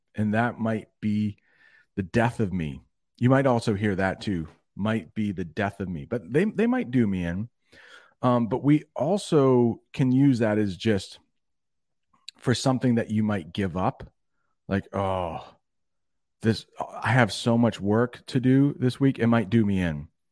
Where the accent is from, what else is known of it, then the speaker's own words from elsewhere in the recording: United States; I'm one American